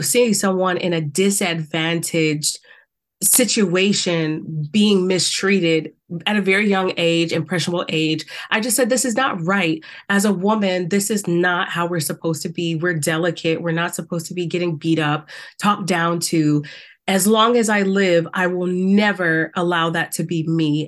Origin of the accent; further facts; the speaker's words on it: South Carolina, United States; I grew up in the South. We know how that was in South Carolina.